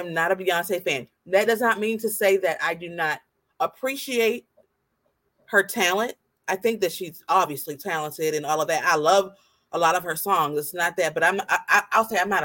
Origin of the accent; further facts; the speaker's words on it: Baltimore, Maryland, United States; we're from Baltimore